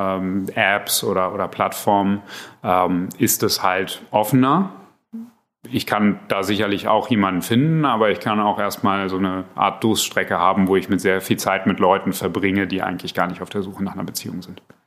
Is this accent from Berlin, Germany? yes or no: yes; Berlin, Germany; ich bin eigentlich Berliner